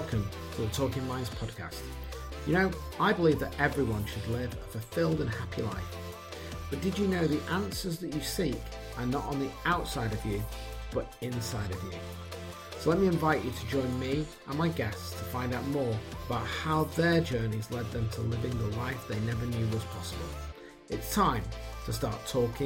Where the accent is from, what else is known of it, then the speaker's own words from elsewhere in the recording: Shrewsbury, West Midlands, United Kingdom; I'm from Shrewsbury, near Shrewsbury